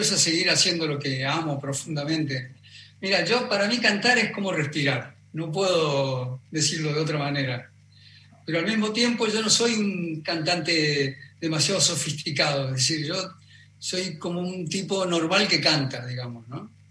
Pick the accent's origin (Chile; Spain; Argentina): Argentina; moved away as an adult